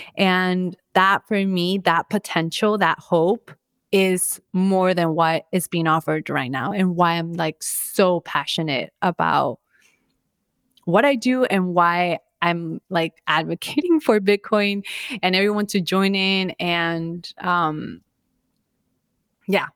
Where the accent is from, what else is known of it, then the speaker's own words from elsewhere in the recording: Orlando, Florida, United States; also born or lived in Bogota, Colombia; now in Miami, United States; I was born in Colombia and Bogota, Colombia, and I moved to the States when I was five. Then I grew up in Orlando, then officially moved to Miami